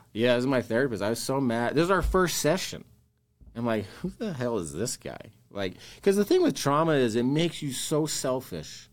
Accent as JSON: {"language": "English", "town": "West Jordan", "region": "Utah", "country": "United States", "tie": "born or raised there", "also_born_or_lived": "West Valley City, Utah", "said": "technically born in West Valley, but I grew up in West Jordan, went to West Jordan High School."}